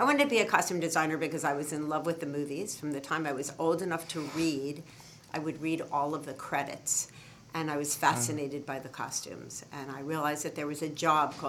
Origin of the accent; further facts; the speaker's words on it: Levittown, Pennsylvania, United States; also born or lived in Philadelphia, Pennsylvania; I spent 10 years from 5 to 15 in Levittown, Pennsylvania.